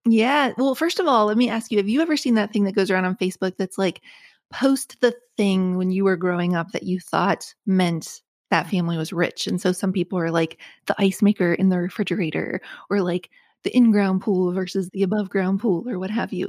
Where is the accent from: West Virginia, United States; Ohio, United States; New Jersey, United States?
West Virginia, United States; moved away as an adult; also born or lived in Connecticut; it's the growing up in West Virginia